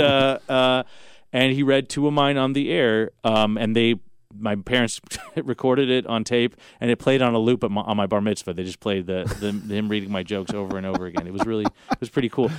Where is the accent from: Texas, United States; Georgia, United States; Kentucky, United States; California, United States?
California, United States; Los Angeles; I grew up in Los Angeles